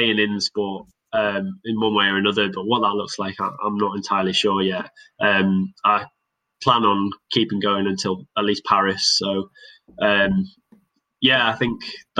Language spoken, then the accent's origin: English; Cockermouth, North West England, United Kingdom; now in Loughborough, United Kingdom; it's always going to be home.